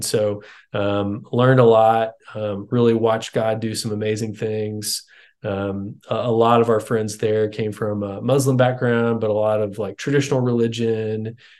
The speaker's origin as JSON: {"language": "English", "town": "Houston", "region": "Texas", "country": "United States", "tie": "born or raised there", "said": "I grew up in Texas, grew up in Houston."}